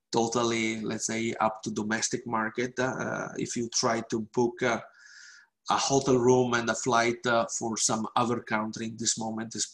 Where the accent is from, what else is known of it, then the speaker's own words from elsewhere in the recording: Venice, Veneto, Italy; I can tell you this summer I went to my hometown uh, to Venice because that mm-hmm. is the only place where I could have gone for holidays.